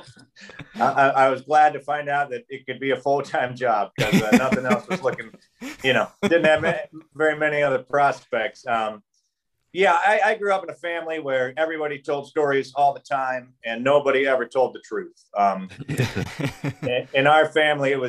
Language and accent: English; South Charleston, West Virginia, United States; also born or lived in Barbour County, West Virginia / Fayette County, West Virginia; I grew up here in South Charleston, about a mile and a half from where I'm sitting right now. But then cool. My father became a pastor. And so we moved to Barber County, and I ended up graduating from Barber County High School